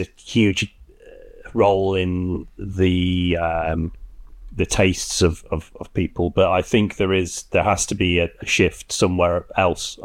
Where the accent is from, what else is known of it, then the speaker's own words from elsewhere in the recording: Derby, East Midlands, United Kingdom; my hometown of Derby